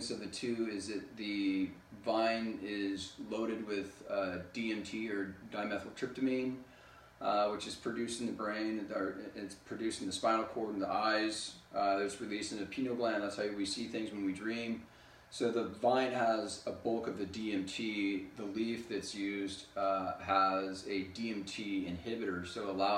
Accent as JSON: {"language": "English", "region": "California", "country": "United States", "tie": "born or raised there", "also_born_or_lived": "Rosenheim, Germany / Bad Aibling, Germany / Brazil", "said": "I lived there for 8 years, and then my parents moved back to the States, back to California, and I've been here basically ever since"}